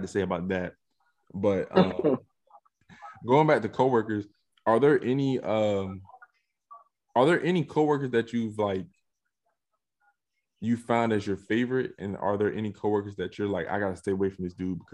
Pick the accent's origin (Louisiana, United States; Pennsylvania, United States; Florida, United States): Florida, United States; moved away as an adult; now in California, United States; I'm from Florida